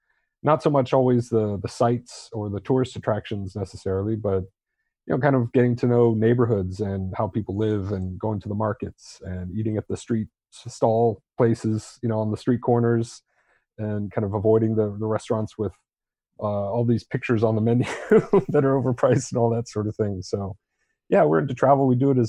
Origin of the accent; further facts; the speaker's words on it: Torrejón de Ardoz, Community of Madrid, Spain; born there; also born or lived in Germany / Utah / Florida; I was born in Torrejon Air Force Base, which is now closed, in just outside of Madrid, Spain. My father was in the Air Force. My mom is from Spain.